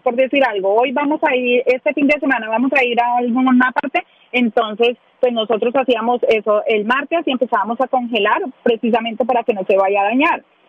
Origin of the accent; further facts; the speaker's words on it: Ibagué, Tolima, Colombia; moved away as an adult; now in Nashville, United States; soy de Ibagué, del departamento del Tolima